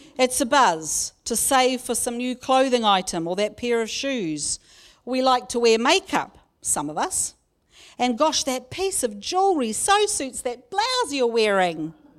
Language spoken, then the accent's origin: English; Raglan, Waikato, New Zealand; My family, growing up in Kaurawa near Raglan, lived only a few minutes away from my auntie and uncle and cousins.